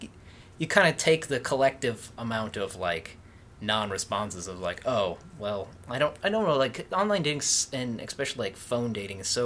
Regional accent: Nebraska, United States; moved away; also born or lived in Utah; I'm from Nebraska.

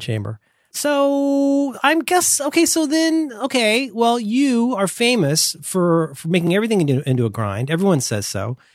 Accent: Florida, United States; moved away; I'm from Florida.

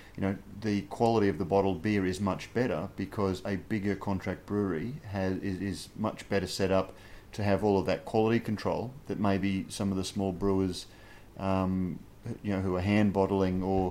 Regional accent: Brisbane, Queensland, Australia; my hometown in Brisbane

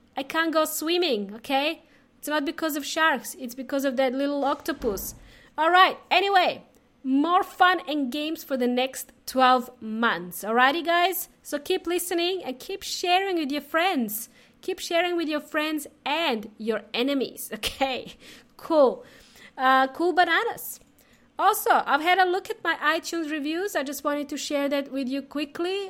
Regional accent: Serbia; also born or lived in Melbourne, Australia; now in Adelaide, Australia; I am from, uh, Serbia

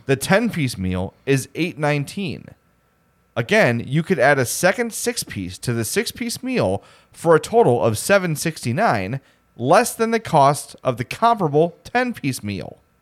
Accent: Homewood, Illinois, United States; I'm from Homewood

